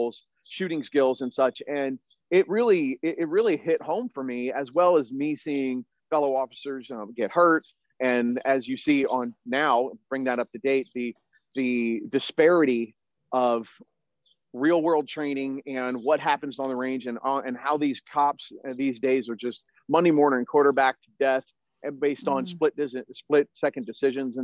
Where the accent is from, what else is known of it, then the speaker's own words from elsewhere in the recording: Delaware, United States; I grew up shooting shotguns in Delaware on the East Coast